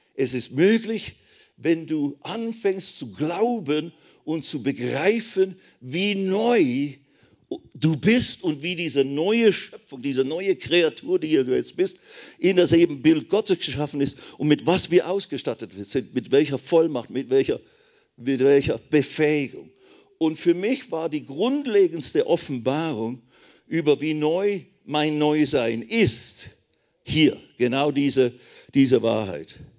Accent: Switzerland; ich bin ja Schweizer, Bünzli, klein, alles klein

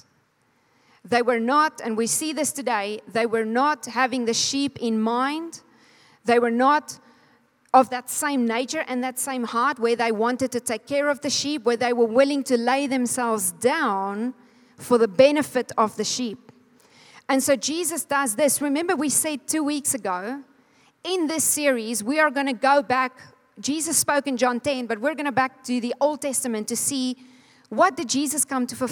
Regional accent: Calvinia, Northern Cape, South Africa; now in Namibia; I was born in Kalfinia. Wie weet waar is Kalfinia? 3 mense. Dis in die Namakwa-land. It's about Cape Town, 4 hours north

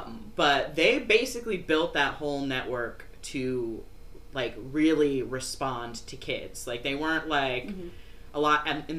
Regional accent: New Windsor, New York, United States; also born or lived in Newburgh, New York; I grew up in New Windsor.

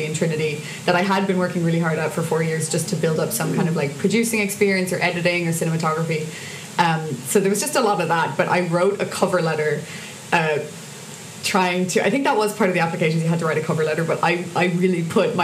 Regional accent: Cork, Munster, Ireland; moved away as an adult; now in Dublin, Ireland; I'm from Cork, so I had to move back to Cork

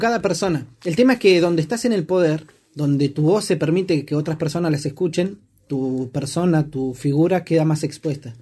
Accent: Argentina; los billetes que teníamos acá en Argentina

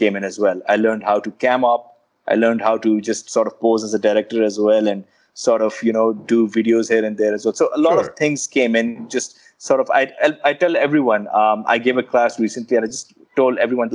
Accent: Peshawar, Khyber Pakhtunkhwa, Pakistan; growing up in Peshawar

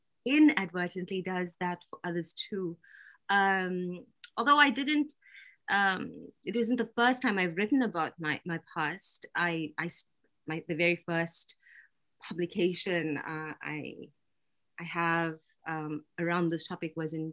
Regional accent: South Africa; moved away; I grew up in South Africa in the middle of apartheid.

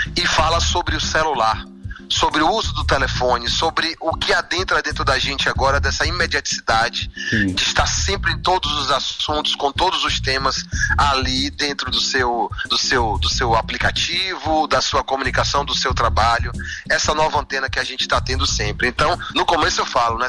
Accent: Senhor do Bonfim, Bahia, Brazil; also born or lived in Feira de Santana; eu vivi em Senhor do Bonfim, nasci em Feira de Santana, mas vivi muito a parte da minha vida em Senhor do Bonfim.

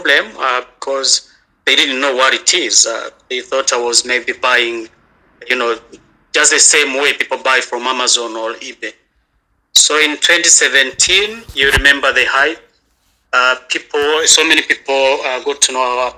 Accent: Kigali, Rwanda; I'm from Kigali. I'm in Rwanda.

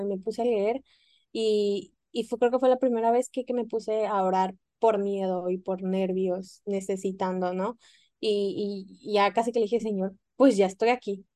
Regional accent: Mexico; moved away; yo siendo mexicana

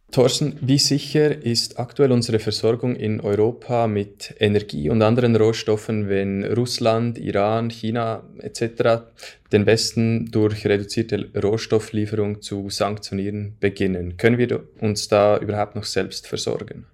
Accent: Switzerland; bei uns in der Schweiz

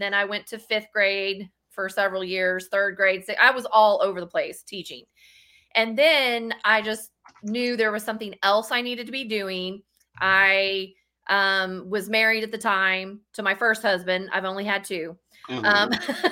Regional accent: Texas, United States; I am from Texas

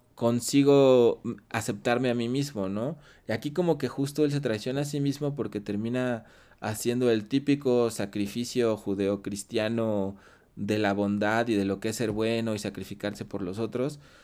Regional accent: Mexico; siendo mexicano

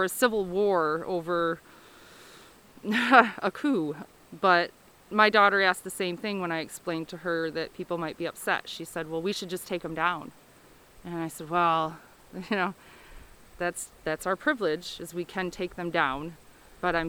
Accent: Kalamazoo, Michigan, United States; moved away as an adult; now in Hersey, United States; my hometown

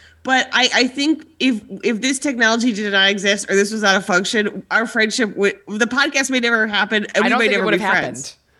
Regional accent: outside Cleveland, Northeast Ohio, United States; moved away as an adult; also born or lived in New York; I'm from outside Cleveland, so Northeast Ohio. And I actually moved to New York after college

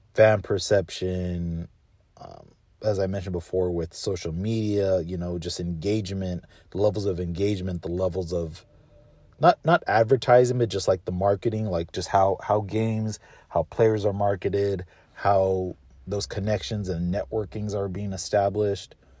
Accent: Southern California, United States; growing up in SoCal

